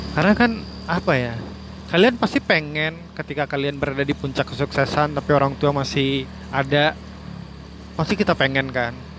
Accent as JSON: {"language": "Indonesian", "area": "Suger", "region": "West Sumatra", "country": "Indonesia", "tie": "born or raised there", "moved": "as an adult", "lives_now": "Padang, Indonesia", "said": "Suger itu nama kampung atau desa saya lahir dan dibesarkan"}